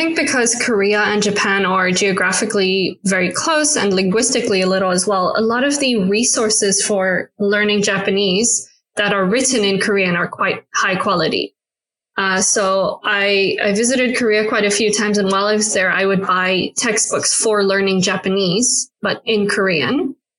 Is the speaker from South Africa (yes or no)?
yes; South Africa; So I haven't necessarily grown up for a long time in South Africa, even though I am South African.